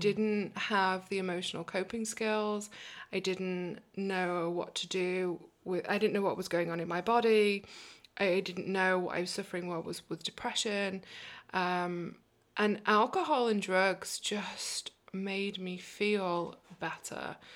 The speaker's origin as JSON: {"language": "English", "region": "England", "country": "United Kingdom", "tie": "born or raised there", "also_born_or_lived": "New York, United States", "accent": "British", "moved": "yes", "lives_now": "Portland, United States", "said": "we ended up moving to England when we were just three years old. And that's where I grew up."}